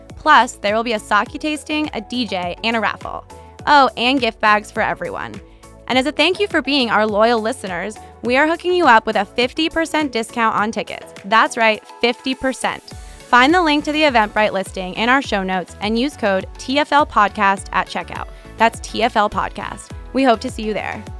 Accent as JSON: {"language": "English", "town": "San Diego", "region": "California", "country": "United States", "moved": "yes", "said": "coming from San Diego"}